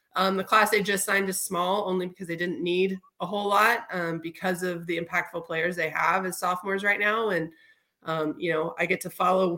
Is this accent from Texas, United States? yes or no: yes; Houston, Texas, United States; my brothers and I, born and raised in Houston